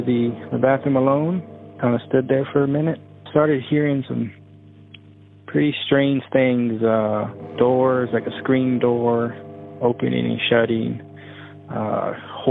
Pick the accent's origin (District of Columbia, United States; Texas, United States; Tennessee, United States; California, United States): Texas, United States; Austin; I was born and raised in Austin, Texas.